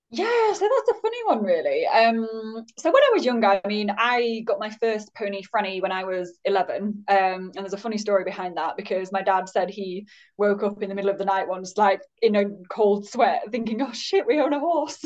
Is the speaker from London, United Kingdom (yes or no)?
no; Yorkshire and the Humber, United Kingdom; also born or lived in Leeds; I'm based in Leeds, so I'm a Yorkshire lass